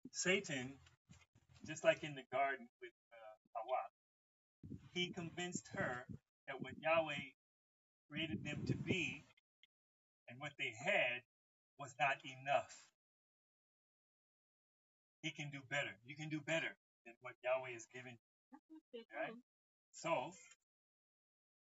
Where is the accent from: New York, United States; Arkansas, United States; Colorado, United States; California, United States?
California, United States; Los Angeles; I was from Los Angeles